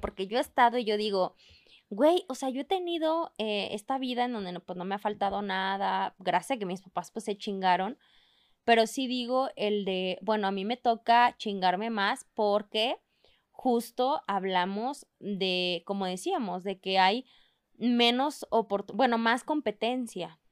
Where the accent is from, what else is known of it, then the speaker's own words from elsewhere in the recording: Chihuahua, Mexico; now in Mexico City, Mexico; yo soy de Chihuahua y soy de otro estado